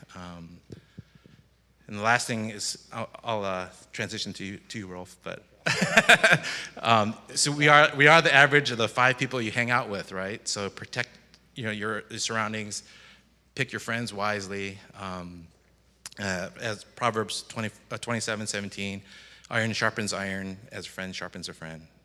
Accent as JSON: {"language": "English", "region": "Michigan", "country": "United States", "tie": "born or raised there", "also_born_or_lived": "Chicago", "moved": "yes", "lives_now": "Florida, United States", "said": "when I grew up in Michigan"}